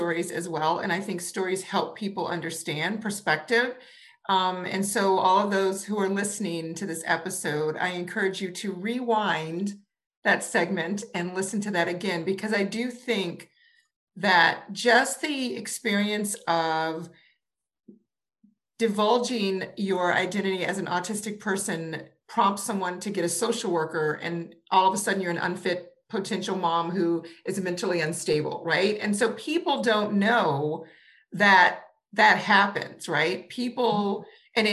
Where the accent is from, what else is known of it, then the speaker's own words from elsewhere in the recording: New Orleans, Louisiana, United States; I grew up in New Orleans, which was, from my perspective growing up, very diverse